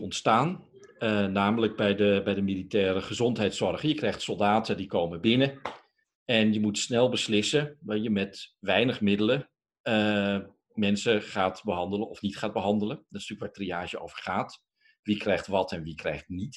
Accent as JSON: {"language": "Dutch", "country": "Netherlands", "said": "Wij superleuke, tolerante, diverse Nederlanders"}